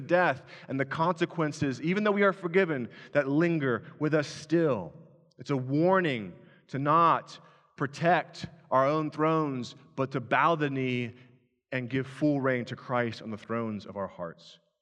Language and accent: English; Owensville, United States; moved away; Owensville, my hometown, which had two stop, well, one stoplight when I lived there